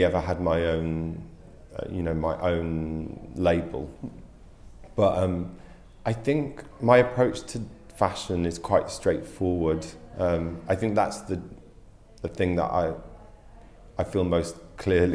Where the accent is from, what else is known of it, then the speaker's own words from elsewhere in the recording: Carlisle, North West England, United Kingdom; moved away; also born or lived in Yorkshire / London; I grew up in the north of England. I was born in Yorkshire and then grew up later in Cumbria, Carlisle